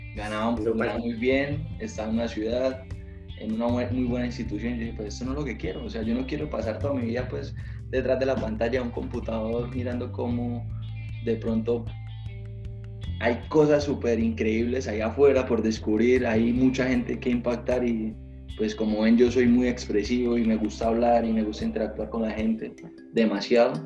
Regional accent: Málaga, Santander, Colombia; also born or lived in Bucaramanga; Yo soy de acá, no soy de Bucaramanga, soy de un pueblo que se llama Málaga

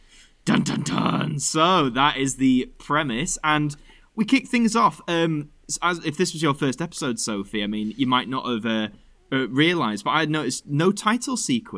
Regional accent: Doncaster, Yorkshire and the Humber, United Kingdom; I grew up in Doncaster, so it's not very salubrious

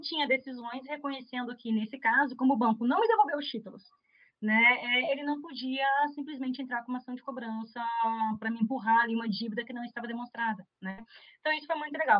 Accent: Curitiba, Paraná, Brazil; Eu sou de Curitiba

